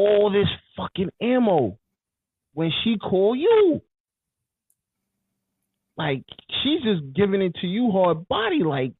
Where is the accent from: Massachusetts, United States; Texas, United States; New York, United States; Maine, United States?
New York, United States; I'm from New York